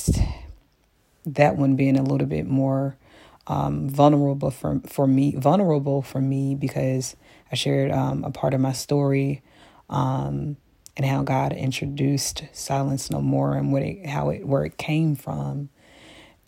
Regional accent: Memphis, Tennessee, United States; I'm from Memphis. You know, sometimes we use a little Ebonics

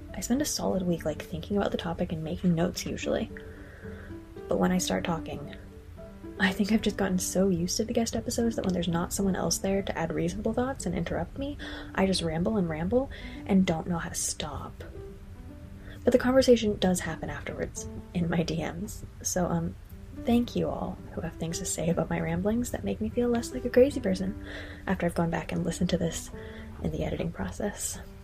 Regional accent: United States; moved away as an adult; also born or lived in Ireland; an American citizen abroad

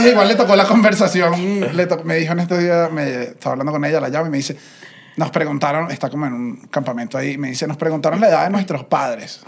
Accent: Venezuela; yo vengo de Venezuela

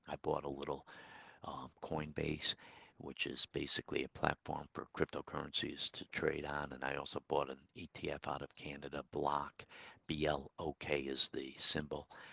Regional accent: Troy, New York, United States; my hometown, Troy, New York

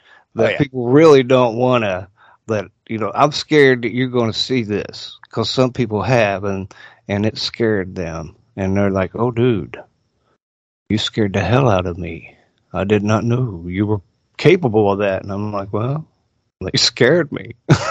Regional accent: Guyandotte, West Virginia, United States; where I was raised, Guyandot

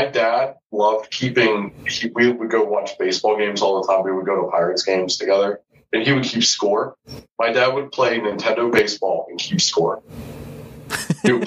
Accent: Pittsburgh, Pennsylvania, United States; accent: Pittsburgh; also born or lived in Houston; growing up in Pittsburgh, I never had a pro basketball team.

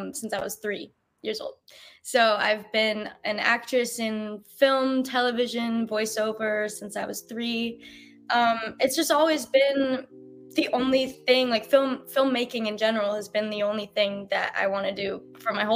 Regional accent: Los Angeles, California, United States; I grew up in Los Angeles. I live

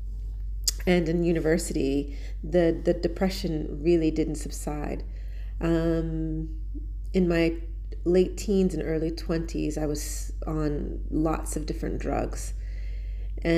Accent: Pennsylvania, United States; moved away as an adult; also born or lived in London; now in Kuwait; I'm from America. I was raised in Pennsylvania

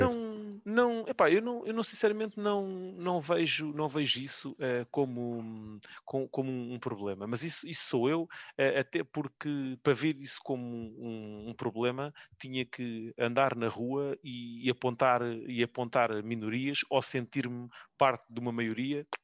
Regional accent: Loures, Lisbon, Portugal; cresci em, em Louros

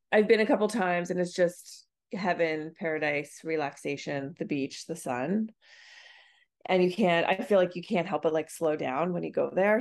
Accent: Nova Scotia, Canada; moved away; I grew up on the East Coast, uh, Nova Scotia

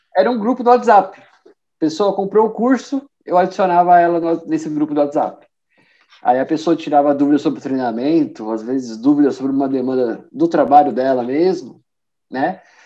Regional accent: São Bernardo do Campo, São Paulo, Brazil; moved away as an adult; now in Porto, Portugal; eu sou de São Paulo, né? Nasci em São Paulo, na grande ABC, né? Sou de São Bernardo e moro aqui no Porto tem dois anos.

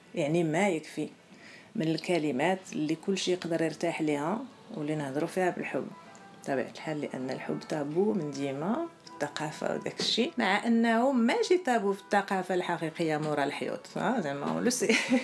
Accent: Morocco; حنا مغاربه ولا عرب

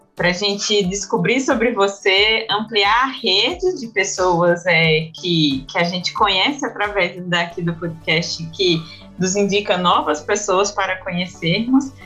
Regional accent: Paraíba, Brazil; sou paraibana de uma de uma cidade de interior de 400 mil habitantes

